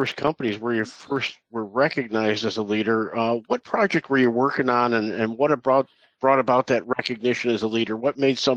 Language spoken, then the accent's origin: English; upstate New York, United States; I'm an upstate guy